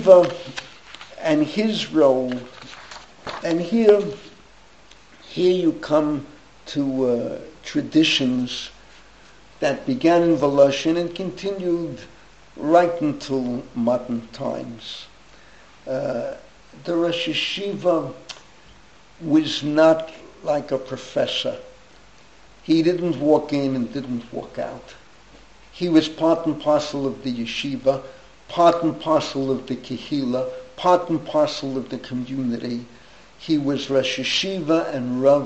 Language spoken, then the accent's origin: English; New York City, New York, United States; I grew up in the same street my father grew up. My father grew up, when they moved from Harlem, they moved to Washington Avenue 174th, and I grew up Washington 180th